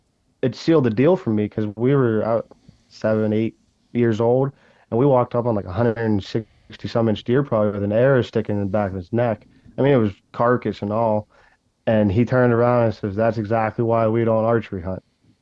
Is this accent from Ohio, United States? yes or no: yes; Ohio, United States; And I don't even know if that necessarily mean my home state. Ohio is obviously going to be one of my top ones.